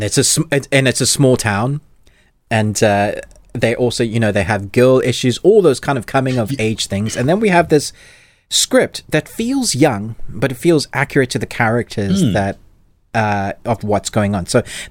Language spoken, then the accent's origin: English; South Africa; I'm South African young.